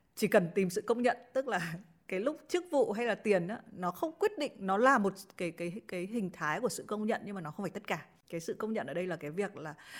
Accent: Haiphong, Vietnam; moved away; chị là đến từ hải phòng

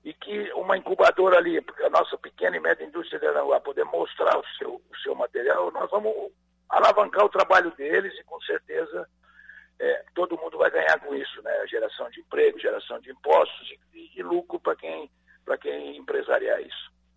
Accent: Santa Catarina, Brazil; todos que somos catarinenses

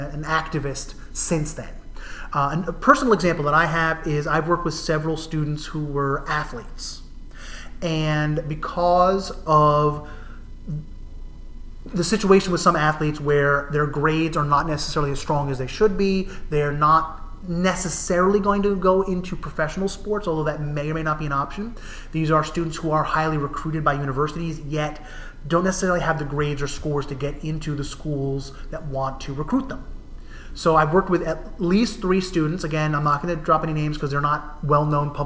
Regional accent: New Jersey, United States; now in Massachusetts, United States; Where I grew up in New Jersey, they're sometimes called county colleges

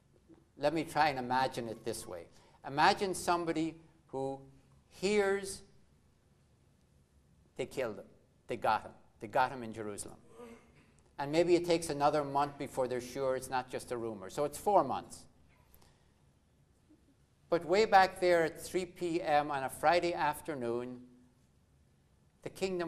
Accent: Ireland; growing up in Ireland

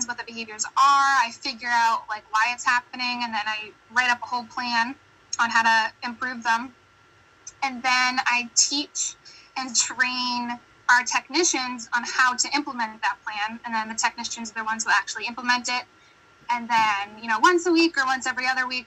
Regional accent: United States; accent: American; my very American accent

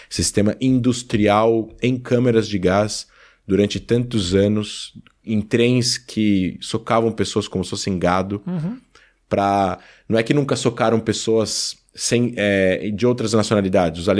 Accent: Brazil; Eu sou brasileiro.

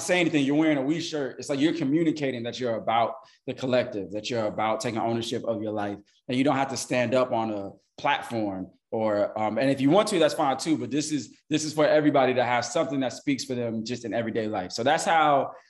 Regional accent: Chicago, Illinois, United States; moved away as an adult; also born or lived in New York; now in Atlanta, United States; I grew up in Chicago. I was born in New York. I grew up in Chicago

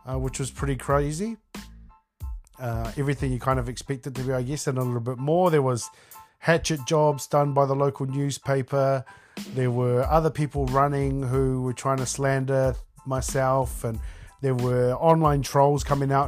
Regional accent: Taranaki, New Zealand; I am born and raised on the West Coast in Taranaki, Aotearoa, New Zealand.

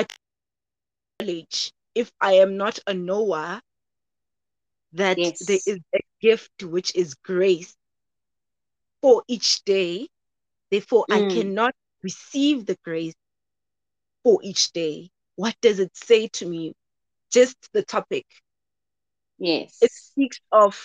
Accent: Soweto, Gauteng, South Africa; moved away as an adult; now in Cape Town, South Africa; born and bred in Soweto, but relocated due to studying at CPUT. So I'm studying in Cape Town

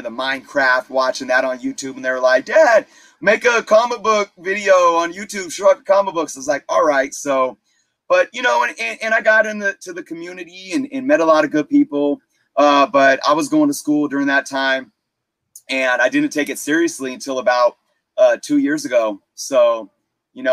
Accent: Richmond, California, United States; I grew up in the Bay Area. And Richmond

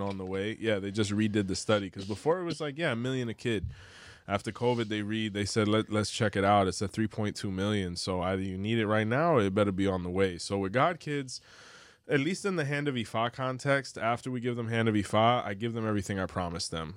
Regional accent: Miami, Florida, United States; also born or lived in Cuba; I'm from Miami

